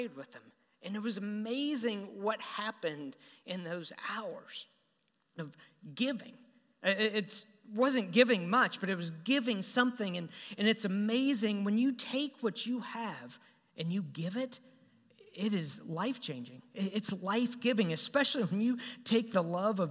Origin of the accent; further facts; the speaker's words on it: Topeka, Kansas, United States; I grew up in Topeka, Kansas